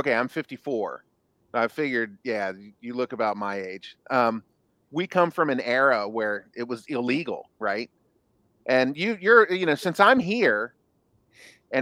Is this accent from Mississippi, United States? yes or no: no; Kentucky, United States; I'm from Kentucky